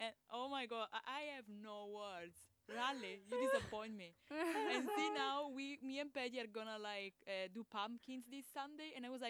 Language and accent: English; Sicily, Italy; moved away; we have it as well back in Sicily